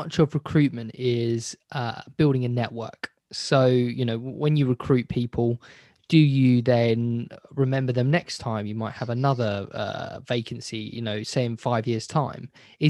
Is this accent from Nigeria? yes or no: no; United Kingdom; especially being British